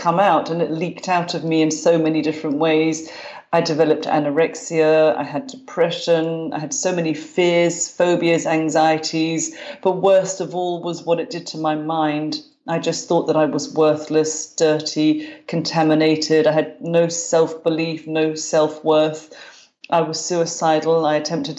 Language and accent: English; London, United Kingdom; moved away as an adult; now in Glasgow, United Kingdom; I grew up in London, in North London. I'm a Londoner, but now I live in Glasgow, Scotland. I've been here about 25 years